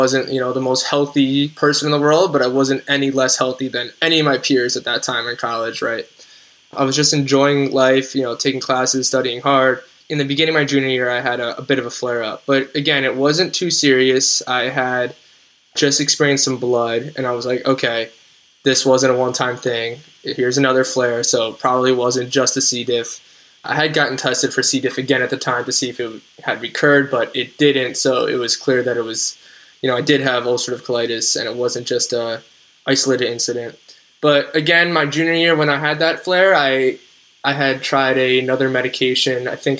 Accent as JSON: {"language": "English", "region": "New Jersey", "country": "United States", "said": "So I'm from New Jersey. So I could only get my infusion in New Jersey with my plan."}